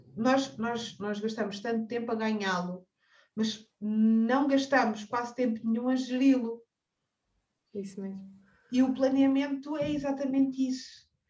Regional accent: Cascais, Lisbon, Portugal; nascida e criada em Cascais

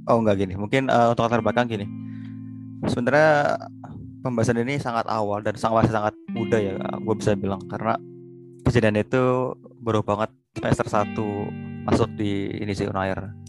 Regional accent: Jakarta, Indonesia; now in Surabaya, Indonesia; gue dari Jakarta dan gue adalah seorang mahasiswa di Universitas Erlangga Surabaya.

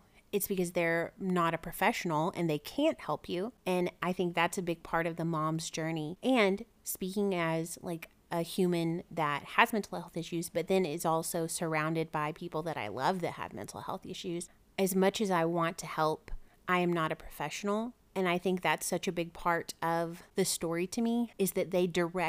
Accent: the South, United States; especially which we're from the South, it is difficult because mental health is not something that is talked about freely or openly a lot of the time.

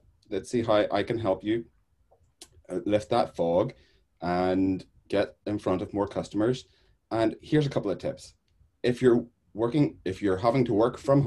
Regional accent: Northern Ireland, United Kingdom; I am Northern Irish

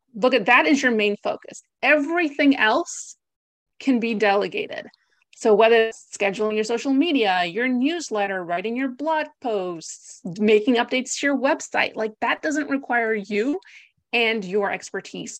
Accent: United States; moved away as an adult; also born or lived in Greece; now in Essex, United Kingdom; I am not British, as you can probably tell from my accent. I am Greek American, and I moved to the U K about six years ago.

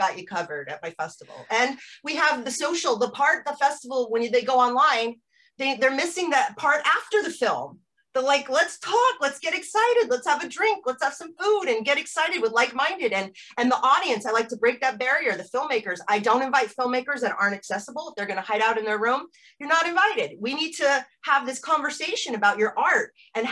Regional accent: United States; moved away as an adult; also born or lived in Amsterdam, Netherlands / Norwich; as an American growing up in the 80s

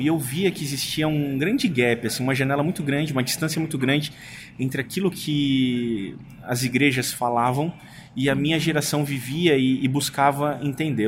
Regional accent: São Paulo, Brazil; eu sou paulistano, eu amo São Paulo.

